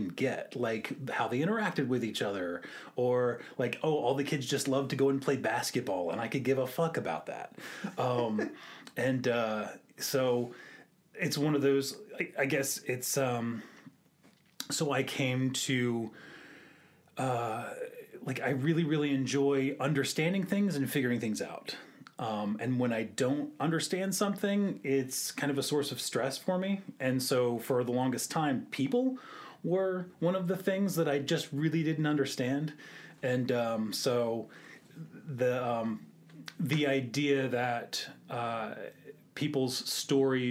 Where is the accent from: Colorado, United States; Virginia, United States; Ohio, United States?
Virginia, United States; Virginia Beach; moved away as an adult; also born or lived in Austin; now in Richmond, United States; I am from Virginia Beach